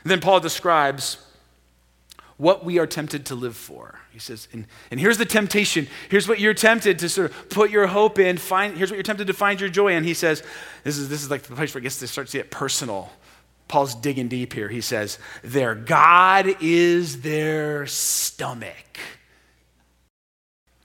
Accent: Portland, United States; American Portlanders

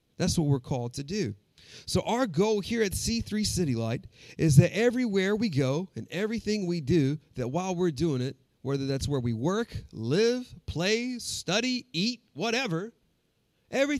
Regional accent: Wilson, North Carolina, United States; also born or lived in Brazil / Dallas; I grew up in Wilson.

